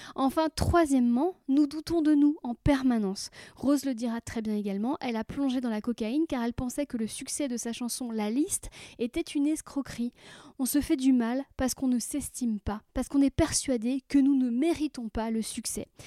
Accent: Brittany, France; j'ai grandi en Bretagne

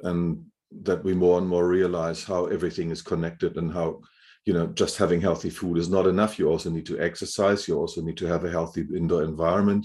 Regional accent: Hamburg, Germany; moved away; I grew up in Germany, in Hamburg

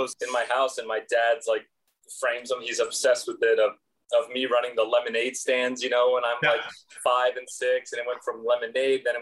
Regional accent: Los Angeles, California, United States; I was born in Los Angeles, California, born and raised there my whole life

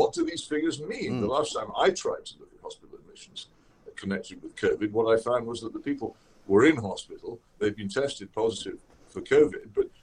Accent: Oxford, South East England, United Kingdom; my hometown of Oxford

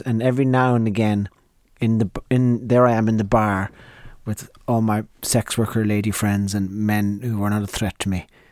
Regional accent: Donegal, Ulster, Ireland; I was born right up in the north of Ireland, uh, a place called Donegal

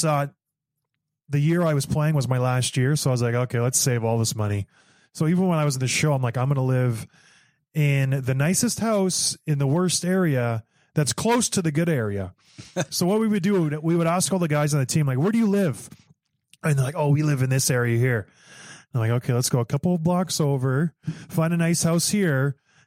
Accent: Canada; I am Canadian

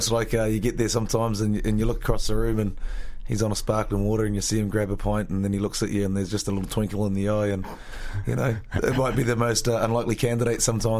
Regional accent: New Zealand; also born or lived in Belfast; now in Dublin, Ireland; Middle Earth is not far away from where I grew up in New Zealand

